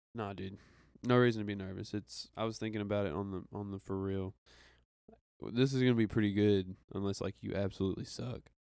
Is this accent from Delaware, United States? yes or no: no; Arkansas, United States; I'm from Arkansas